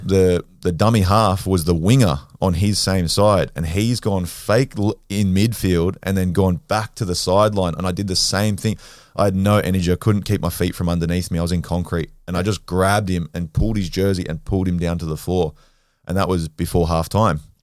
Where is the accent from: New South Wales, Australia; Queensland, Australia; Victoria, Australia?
New South Wales, Australia; Sydney; I'm from Western Sydney. Um, grew up, I was born at Westmead Hospital. Um, grew up in and around the Hills District area, so like Kellyville, Rouse Hill, uh, Norwest